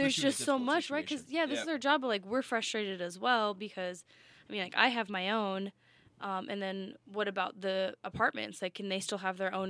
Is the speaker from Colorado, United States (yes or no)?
yes; Colorado, United States; I'm from Colorado